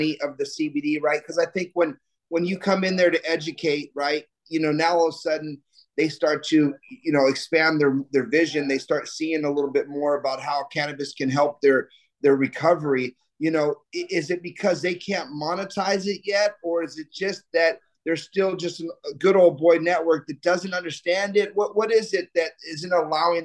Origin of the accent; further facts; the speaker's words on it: United States; we're from the United States of America